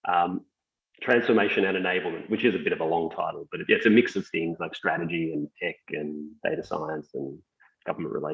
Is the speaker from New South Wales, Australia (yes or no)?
no; Melbourne, Victoria, Australia; I grew up in lots of places. Um, I was born here in Melbourne and uh, I actually did the maths when I was about 25 and we'd moved about uh, every 18 months. So my, my parents were immigrants.